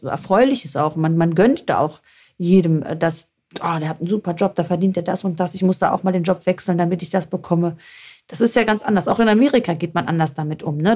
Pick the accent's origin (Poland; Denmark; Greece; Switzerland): Greece; northern Greece; now in Germany; von uns aus Nordgriechenland